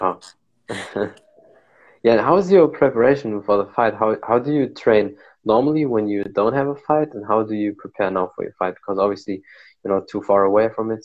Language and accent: English; Germany; I'm here from Germany